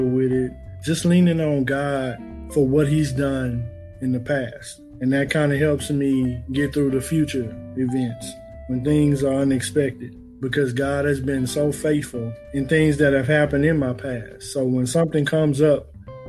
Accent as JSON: {"language": "English", "town": "Beaumont", "region": "Texas", "country": "United States", "moved": "as an adult", "lives_now": "Austin, United States", "said": "I'm originally from Beaumont, Texas. Been in the Austin area for about"}